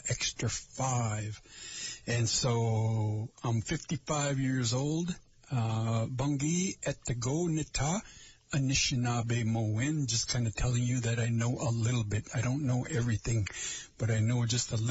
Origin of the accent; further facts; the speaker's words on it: Lake Vermilion, Minnesota, United States; I am from Lake Vermilion, or where I am from is Lake Vermilion